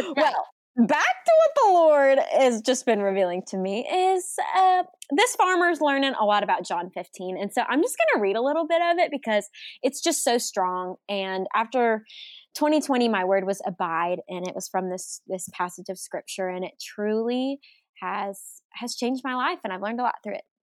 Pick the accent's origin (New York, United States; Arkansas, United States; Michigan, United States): Arkansas, United States; I'm from Arkansas